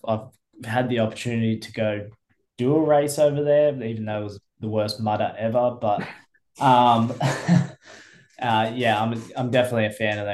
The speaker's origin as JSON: {"language": "English", "region": "New South Wales", "country": "Australia", "moved": "as an adult", "lives_now": "Queensland, Australia", "said": "I was from New South Wales"}